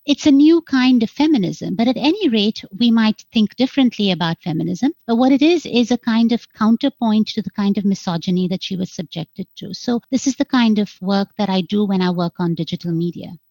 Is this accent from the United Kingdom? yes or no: no; India; moved away as an adult; also born or lived in United States; growing up in India